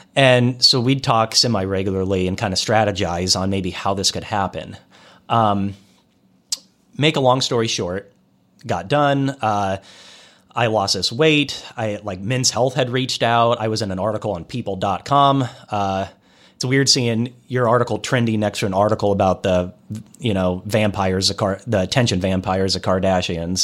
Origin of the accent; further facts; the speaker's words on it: Des Moines, Iowa, United States; moved away; also born or lived in Kansas City; I'm from Des Moines, Iowa